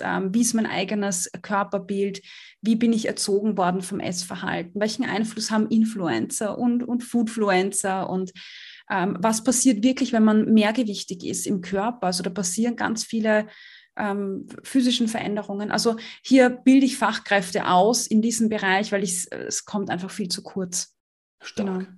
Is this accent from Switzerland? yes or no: no; Austria; ich komme aus Österreich